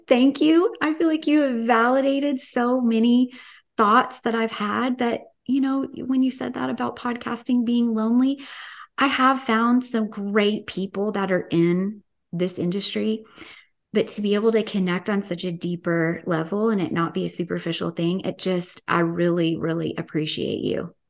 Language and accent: English; Tennessee, United States; I'm from Tennessee